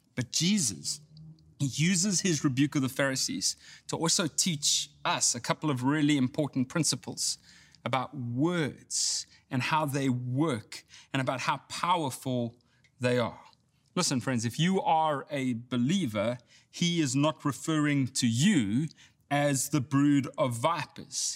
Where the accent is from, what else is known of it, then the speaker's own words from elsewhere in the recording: South Africa; now in Texas, United States; I grew up in South Africa